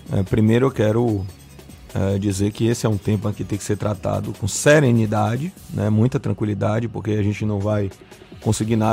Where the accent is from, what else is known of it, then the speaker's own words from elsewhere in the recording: Bahia, Brazil; Nós temos uma cultura de abraçar, de beijar, de estar próximo. Nós somos baianos, nós gostamos disso.